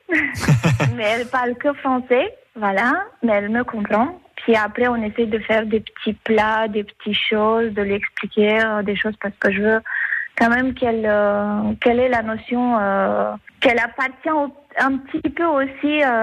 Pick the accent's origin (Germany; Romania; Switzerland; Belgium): Romania; Mioveni, Argeș; moved away as an adult; also born or lived in Amiens, France; now in Picardy, France; je suis originaire du sud-ouest de la Roumanie.